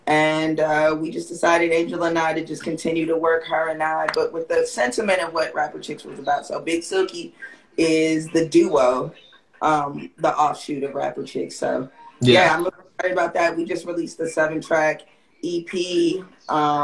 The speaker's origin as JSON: {"language": "English", "town": "Chicago", "region": "Illinois", "country": "United States", "said": "I'm from Chicago."}